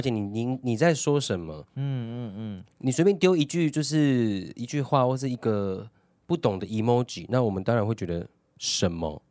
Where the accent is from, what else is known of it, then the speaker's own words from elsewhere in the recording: Taiwan; 我觉得我们台湾人没有那个接受批评的嗯。的的气度